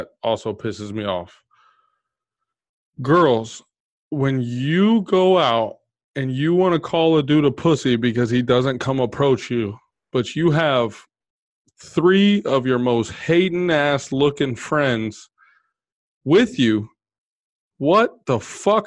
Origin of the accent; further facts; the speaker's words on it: Texas, United States; I'm from Texas